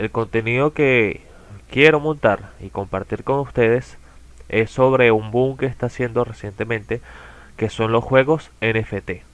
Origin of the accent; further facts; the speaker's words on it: Caracas, Capital District, Venezuela; soy de Venezuela, en las afueras de Caracas, más precisamente